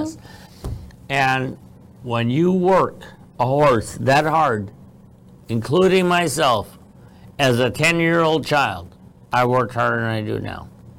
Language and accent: English; Iowa, United States; I was born and raised in Iowa. After they went back to from Florida to Iowa, they had me. And that's where I was born.